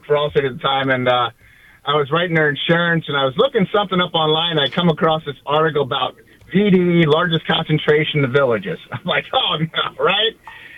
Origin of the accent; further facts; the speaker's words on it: Hershey, Pennsylvania, United States; now in Miami, United States; I'm from Miami. I'm originally from Hershey, Pennsylvania, but I've been here since 1992.